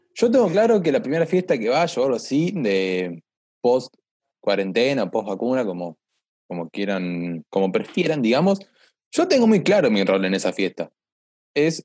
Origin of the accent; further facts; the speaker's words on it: La Plata, Buenos Aires Province, Argentina; buen fundamentalista platense